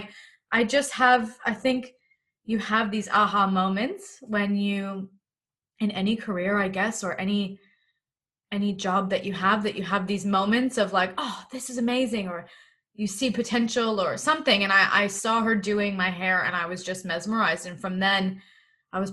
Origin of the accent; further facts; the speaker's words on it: Toronto, Ontario, Canada; moved away as an adult; now in Melbourne, Australia; I'm originally from Toronto, Canada, and I'm currently living in lockdown in Melbourne.